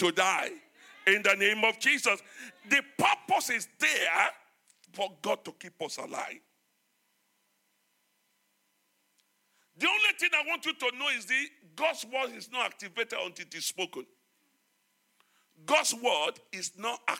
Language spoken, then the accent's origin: English; Nigeria; moved away; as a Nigerian